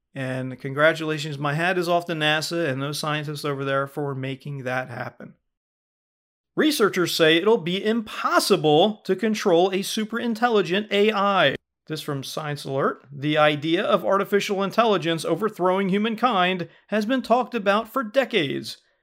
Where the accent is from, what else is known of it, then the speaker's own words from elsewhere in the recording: United States; we say fall here in America